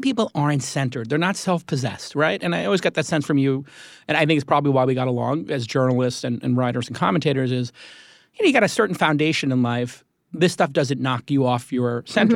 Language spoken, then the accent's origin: English; New York, United States; I'm a New Yorker